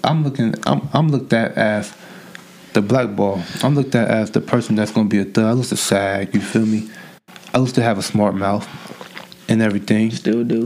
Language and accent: English; Oakland, California, United States; Growing up in Oakland